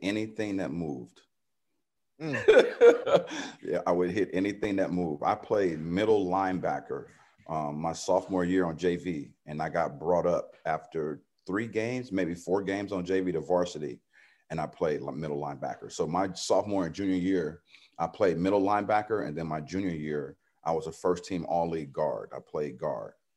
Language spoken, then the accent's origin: English; San Diego, California, United States; also born or lived in Dallas, Texas; kind of a rough upbringing growing up in Southeast San Diego